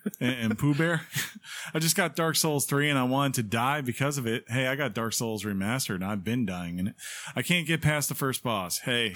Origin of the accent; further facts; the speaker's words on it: Baltimore, Maryland, United States; moved away; also born or lived in Washington, D.C.; I grew up in the Baltimore, D C area